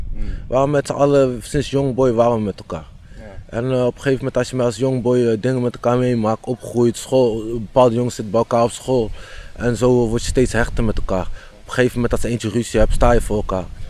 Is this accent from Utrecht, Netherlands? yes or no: yes; Houten, Utrecht, Netherlands; Ik ben opgegroeid in Houten en toen ben ik op 12, 13 jaar leeftijd verhuisd naar Utrecht